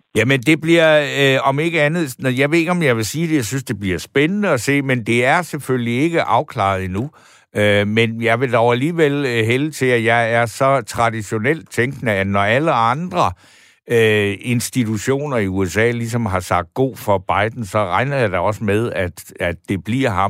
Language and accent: Danish; Denmark; jeg som dansker